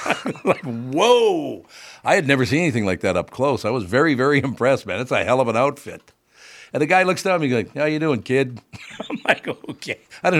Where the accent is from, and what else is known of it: Minneapolis, Minnesota, United States; born or raised there; also born or lived in Long Prairie, Minnesota